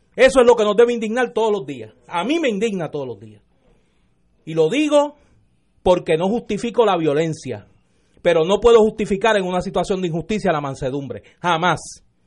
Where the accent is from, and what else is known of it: Puerto Rico